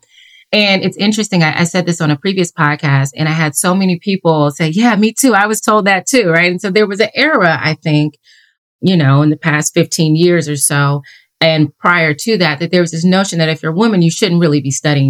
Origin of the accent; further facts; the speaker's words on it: Durham, North Carolina, United States; moved away as an adult; now in Washington, D.C., United States; So I grew up in Durham, North Carolina, and I'm a proud person from North Carolina.